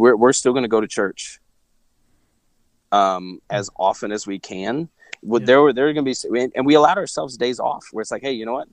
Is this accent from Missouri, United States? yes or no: yes; Truman Lake, Missouri, United States; I grew up around Truman Lake in Missouri